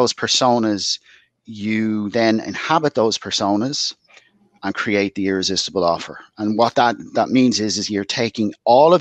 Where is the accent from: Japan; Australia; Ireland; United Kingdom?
Ireland; Dublin, Leinster; moved away as an adult; now in West Cork, Ireland; But I'm originally from Dublin, in the inner city of Dublin.